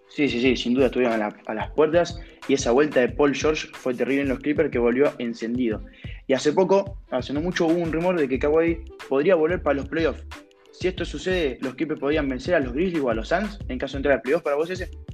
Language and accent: Spanish; Argentina; siendo argentino, siendo un jugador de acá, nacido en nuestro país